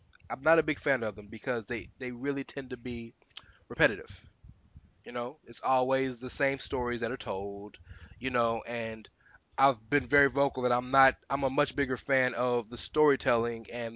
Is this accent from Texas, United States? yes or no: yes; Houston, Texas, United States; I'm from Houston.